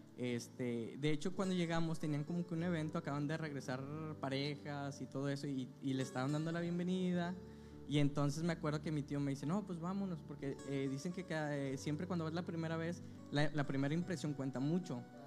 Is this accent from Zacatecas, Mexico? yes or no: yes; Zacatecas, Mexico; now in Monterrey, Mexico; nací aquí en Monterrey, Nuevo León, eh, pero cuando recién nacido me fui a vivir a Zacatecas. Mi familia pues era de allá